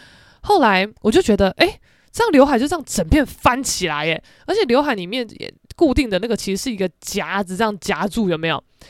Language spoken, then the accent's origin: Chinese; Keelung, Taiwan; now in Taipei, Taiwan; 算我基隆人啦，但我真的是在台北打滚这几年，不是滚假的吧？